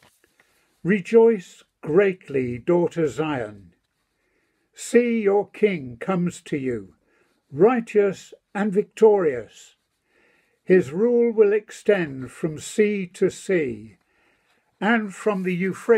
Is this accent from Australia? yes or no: no; United Kingdom; we're British